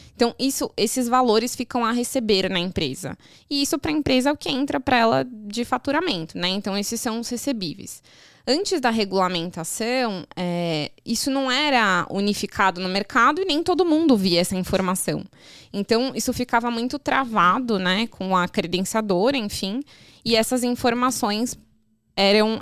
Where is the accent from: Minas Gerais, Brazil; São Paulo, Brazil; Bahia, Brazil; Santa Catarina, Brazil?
São Paulo, Brazil; eu sou de São Paulo